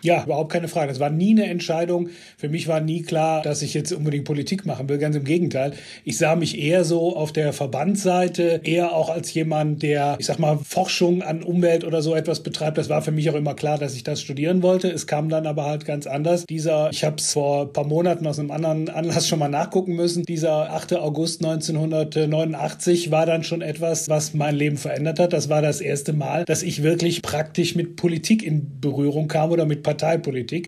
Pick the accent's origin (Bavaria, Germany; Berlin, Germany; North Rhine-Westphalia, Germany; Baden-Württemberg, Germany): North Rhine-Westphalia, Germany; Heimbach; born or raised there